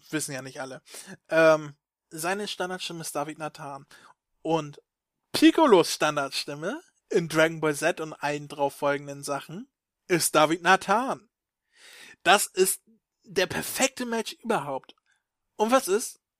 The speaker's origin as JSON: {"language": "German", "town": "Stockelsdorf", "region": "Schleswig-Holstein", "country": "Germany", "tie": "born or raised there", "said": "Ja, ich bin in Stockelsdorf aufgewachsen."}